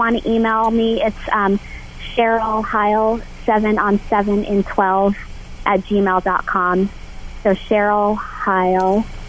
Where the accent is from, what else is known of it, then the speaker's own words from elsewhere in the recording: Southern California, United States; also born or lived in Toronto, Canada; I was born in Toronto, Canada, and I moved to Southern California when I was 4.